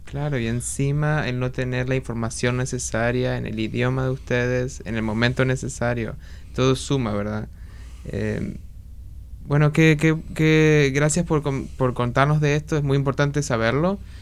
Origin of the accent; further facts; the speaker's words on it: Argentina; now in Washington, United States; Yo soy de argentina